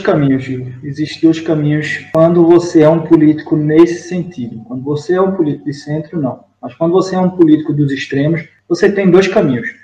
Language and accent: Portuguese; Northeast Region, Brazil; accent: nordestino; moved away as an adult; also born or lived in São Paulo; now in Portugal